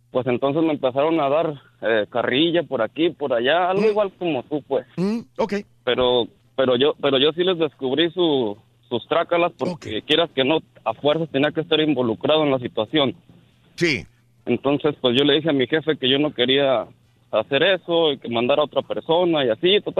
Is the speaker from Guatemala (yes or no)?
yes; Guatemala; moved away as an adult; no creo que puede decir que estoy trabajando de lo que estudié en mi país. {S5} Ajá. {S7} Y pues bueno, desde que era pequeño yo me gustó la soldadura, saqué título en Guatemala y todo, y estoy trabajando de soldadura aquí